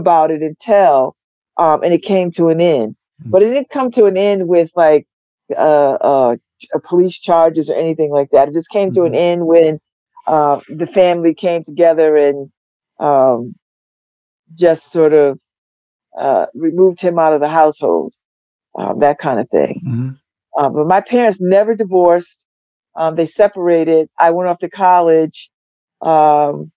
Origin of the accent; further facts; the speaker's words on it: New Haven, Connecticut, United States; I'm from New Haven. I grew up in New Haven